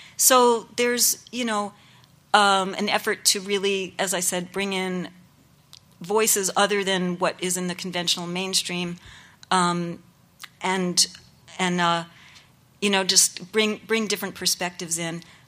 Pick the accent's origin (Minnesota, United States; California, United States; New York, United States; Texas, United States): New York, United States; I'm a Puerto Rican, so my mom was Puerto Rican, my father was Jewish, and I grew up in New York